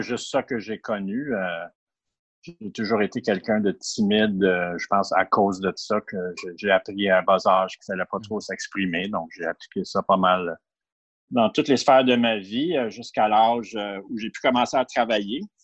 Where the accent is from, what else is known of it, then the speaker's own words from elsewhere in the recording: Ottawa, Ontario, Canada; moved away as an adult; also born or lived in Montreal; j'ai été élevé à Ottawa jusqu'à l'âge de 19 ans où j'ai déménagé à Montréal